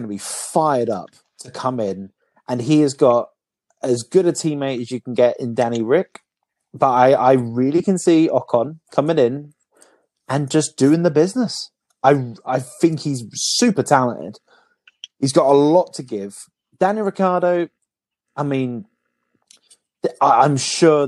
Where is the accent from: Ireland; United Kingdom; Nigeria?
United Kingdom; We're the Brits.